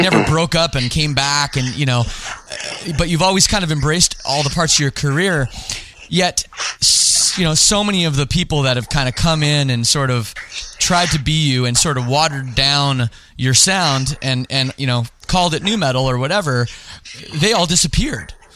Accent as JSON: {"language": "English", "country": "Canada", "said": "I'm from Canada"}